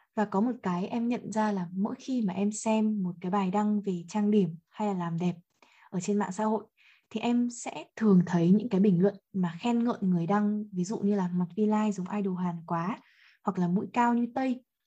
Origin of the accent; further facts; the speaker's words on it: Vietnam; mình là người Việt Nam mình ăn khác họ này mình có gen khác họ